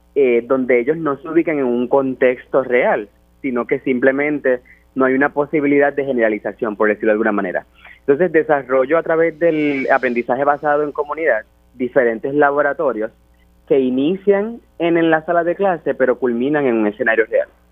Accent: Puerto Rico; ser el primer puertorriqueño

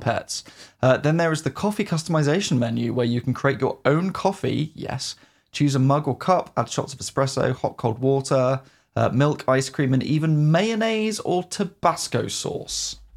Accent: United Kingdom; as a Brit

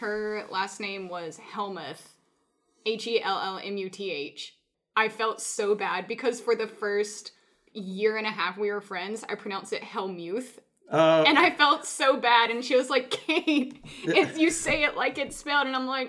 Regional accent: Robeson County, North Carolina, United States; Robinson, Robertson, Robison, which oddly enough is the county I was born in North Carolina.

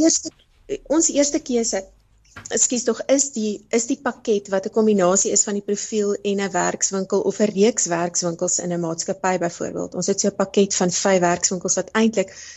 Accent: South Africa; daai geleentheid het my kom vang hier so in Suid-Afrika

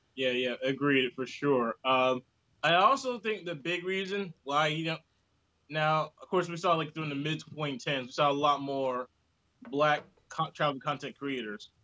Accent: Blythewood, South Carolina, United States; moved away as an adult; now in South Korea

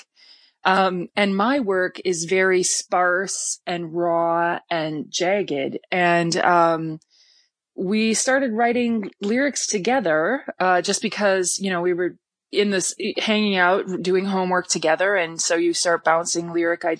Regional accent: Wisconsin, United States; moved away as an adult; also born or lived in Minneapolis / New York; I'm originally from Wisconsin, but at the time I was living in Minneapolis

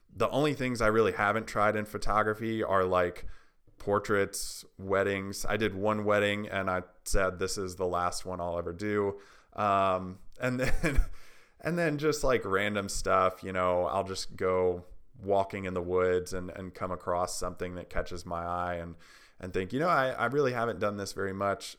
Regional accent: Tennessee, United States; also born or lived in Haiti; I'm from Tennessee

